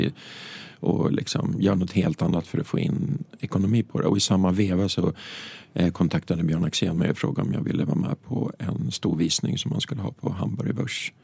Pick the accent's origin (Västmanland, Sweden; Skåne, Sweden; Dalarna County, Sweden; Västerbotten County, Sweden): Västmanland, Sweden; Hökåsen; hemma i Hökåsen